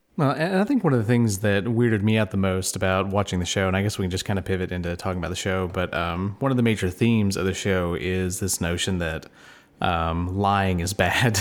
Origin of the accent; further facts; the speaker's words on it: United States; as an American